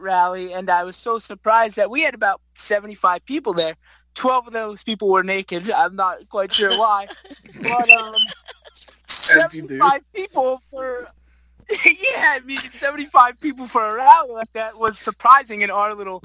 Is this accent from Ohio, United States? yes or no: no; New Jersey, United States; I'm from New Jersey